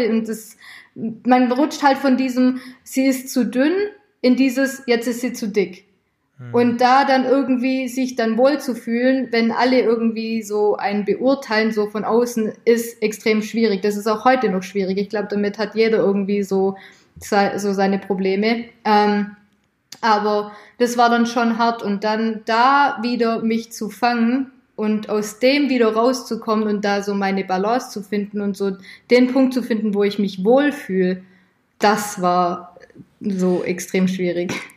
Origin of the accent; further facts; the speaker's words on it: near Stuttgart, Baden-Württemberg, Germany; ich komme aus der Nähe von Stuttgart